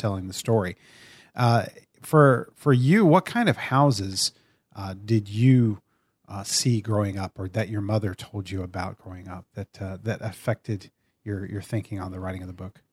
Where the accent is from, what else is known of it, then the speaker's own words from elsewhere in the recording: Brady, Texas, United States; growing up in small town in Central Texas and one of the same towns you grew up in, in Brady, Texas